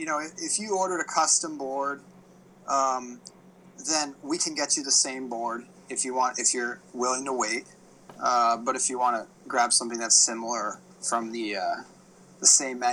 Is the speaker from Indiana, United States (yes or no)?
no; Hawaii, United States; also born or lived in East Coast, United States; growing up in Hawaii